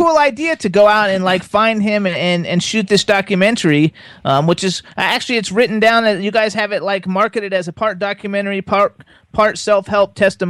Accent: Florida, United States; I'm from Florida

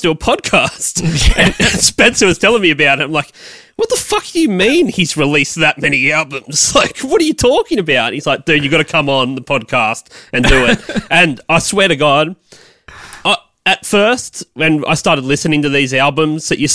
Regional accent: Australia; I'm from Australia

